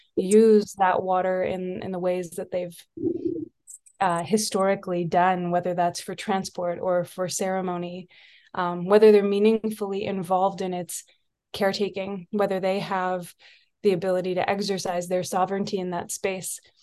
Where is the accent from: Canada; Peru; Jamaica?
Canada; also born or lived in Nisga'a territory, British Columbia; now in British Columbia, Canada; I was raised far outside of of this place, um, on the opposite side of Canada, and was raised in Mi'kma'ki